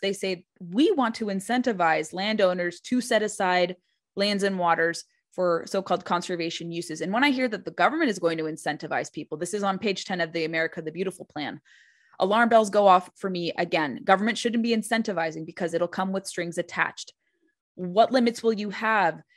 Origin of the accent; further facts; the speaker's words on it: California, United States; I remember growing up in California